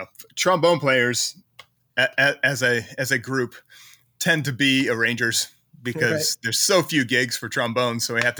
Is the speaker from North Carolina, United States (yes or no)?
no; Mechanicsville, Virginia, United States; also born or lived in Richmond; I was born in Richmond, which is a city in Virginia. You know, if you know of a city in Virginia, it's probably Richmond. Yeah. So I was born there, but, you know, probably like 8 or 9 years old, we moved slightly outside of Richmond to the lovely town of Mechanicsville